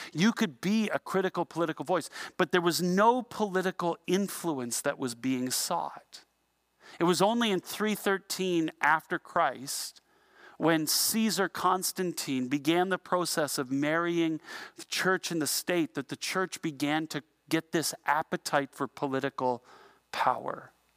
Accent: Ontario, Canada; we're from Canada

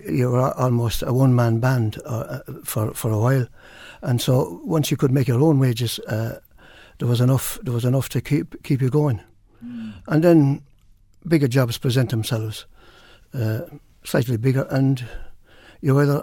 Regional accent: Campile, Leinster, Ireland; moved away as an adult; now in Carlow, Ireland; I'm from Wexford originally, down a little place called Campile, and I've remained in Carlow, so I'm in Carlow for almost 50 years now

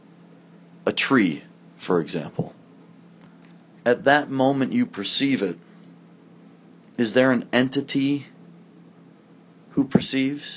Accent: Barrington, Illinois, United States; moved away; also born or lived in Woodstock, Illinois / New York / Claremont, California; I was born in Woodstock, Illinois in 1979. Ron and Denise are my parents. I grew up on West Oakwood Drive in Barrington, Illinois

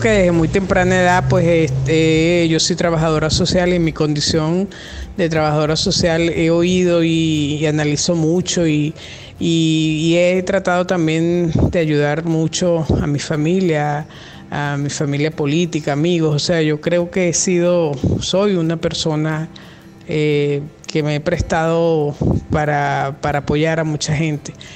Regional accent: Venezuela; yo soy venezolana, estoy acá en Venezuela

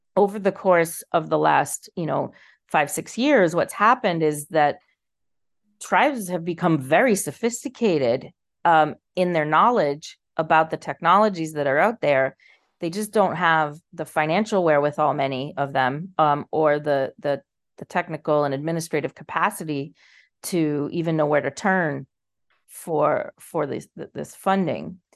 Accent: Boston, Massachusetts, United States; now in Charlestown, Rhode Island, United States; I was born and raised in in the Boston area

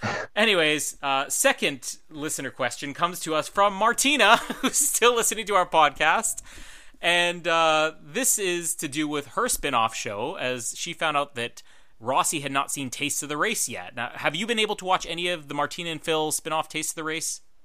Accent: Manitoba, Canada; I'm from Manitoba

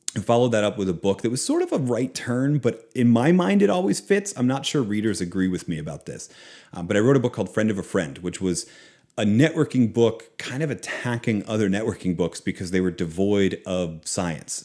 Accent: Philadelphia, Pennsylvania, United States; also born or lived in outside Boston, Massachusetts; now in Oklahoma, United States; was born in Philadelphia. Uh, I grew up outside of Boston for a time.

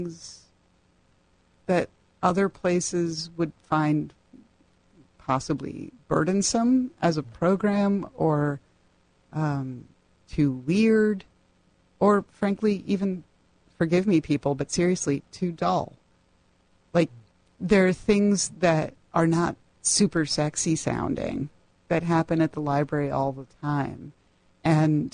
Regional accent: New Haven, Connecticut, United States; I'm from New Haven

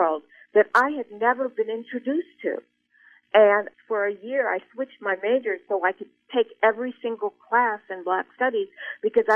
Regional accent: Columbia, Missouri, United States; I grew up in Colombia

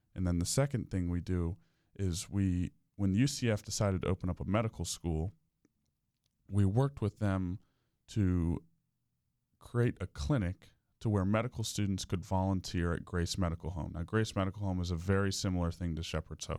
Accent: Winter Park, Florida, United States; I'm from Winter Park. I actually grew up, uh, just off of Park Avenue

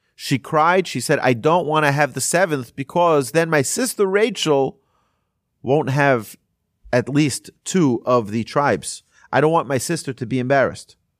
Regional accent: Monsey, New York, United States; there was a rabbi where I grew up in Muncie, in New York

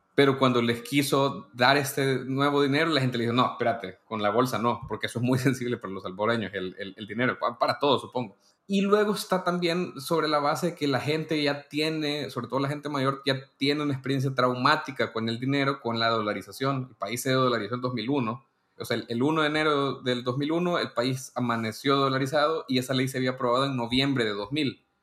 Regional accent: El Salvador; yo soy un periodista salvadoreño

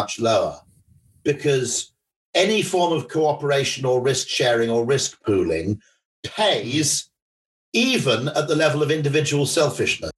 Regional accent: Welsh, Wales, United Kingdom; as a Welshman

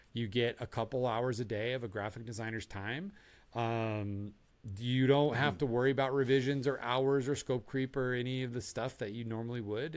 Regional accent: Tucson, Arizona, United States; I grew up in Tucson, Arizona

